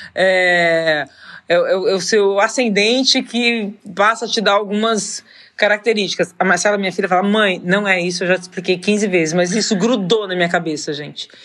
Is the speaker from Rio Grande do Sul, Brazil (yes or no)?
no; São José do Rio Preto, São Paulo, Brazil; Eu sou de São José do Rio Preto